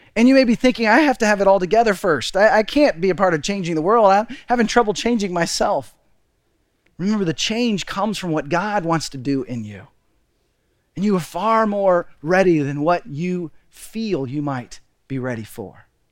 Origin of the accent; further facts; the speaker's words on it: Texas, United States; moved away as an adult; also born or lived in Seattle; My wife, Deborah, and I, we grew up in Texas, but right after we got married, two months after we got married, we moved to Seattle